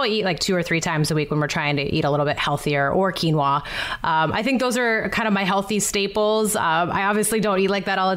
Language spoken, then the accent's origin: English; Montana, United States; moved away; I'm from Montana originally